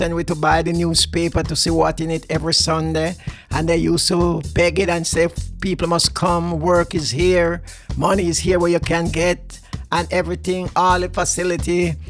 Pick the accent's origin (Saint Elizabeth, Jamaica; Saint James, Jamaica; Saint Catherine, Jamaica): Saint Elizabeth, Jamaica; Woodland District; moved away as an adult; now in London, United Kingdom; I was born in Jamaica, St. Elizabeth, Woodland District.